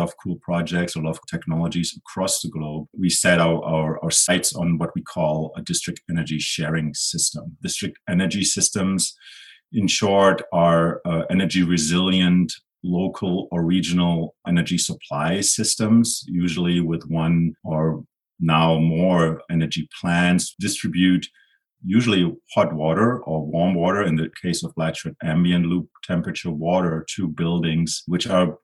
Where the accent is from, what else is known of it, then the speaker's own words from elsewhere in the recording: Germany; now in Edmonton, Canada; Originally, I'm from Germany.